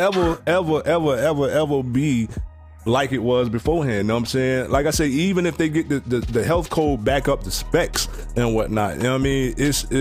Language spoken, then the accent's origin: English; Sanford, United States; we grew up in Sanford